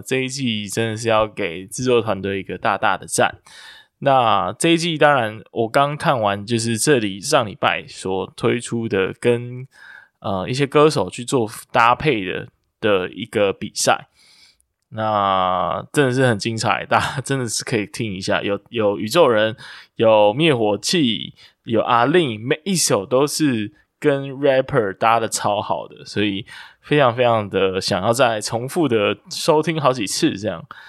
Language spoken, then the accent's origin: Chinese; Kaohsiung, Taiwan; 身为高雄人之耻的我